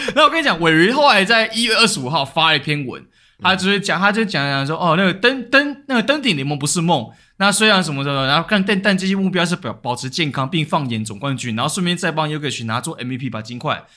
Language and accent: Chinese; Taiwan; 代表我台湾人